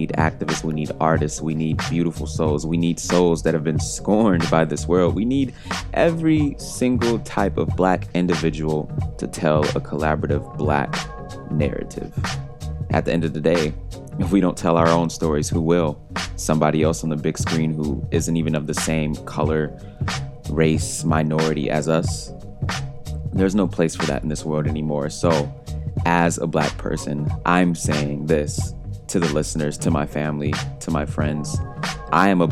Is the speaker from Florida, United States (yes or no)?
no; Detroit, Michigan, United States; my hometown, Detroit, Michigan. And it's not simply because this place is my hometown and I have deep emotional connections to this city